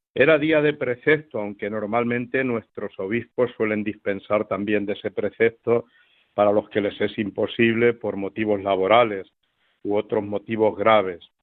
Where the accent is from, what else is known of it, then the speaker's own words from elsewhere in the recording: Miguel Esteban, Castilla-La Mancha, Spain; now in Villacañas, Spain; celebré en mi pueblo de Miguel Esteban la primera misa solemne